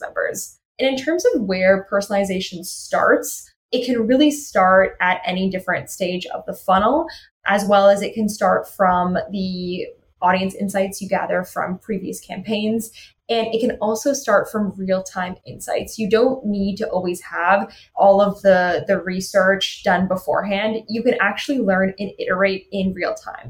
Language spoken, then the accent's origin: English; Toronto, Ontario, Canada; I'm from Toronto